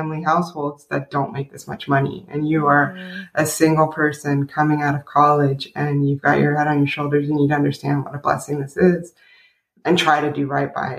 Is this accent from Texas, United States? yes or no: yes; Killeen, Texas, United States; I grew up in Fort Hood, Killeen, which is about an hour north outside of Austin